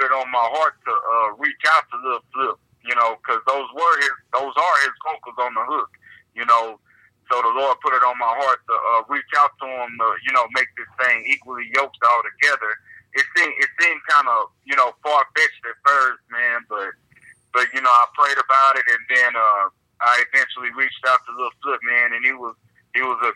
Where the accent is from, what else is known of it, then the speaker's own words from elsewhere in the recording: Houston, Texas, United States; also born or lived in Conroe, Texas / Austin, Texas; I was born in Houston, raised in Houston. Lived in Conroe for a little bit, but I finished high school in Austin